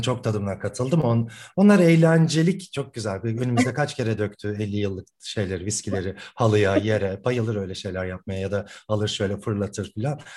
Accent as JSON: {"language": "Turkish", "region": "Ankara", "country": "Turkey", "tie": "born or raised there", "moved": "as an adult", "lives_now": "Istanbul, Turkey", "said": "Ankaralıyım ben. Ee, bütün okul hayatım Ankara'da geçti."}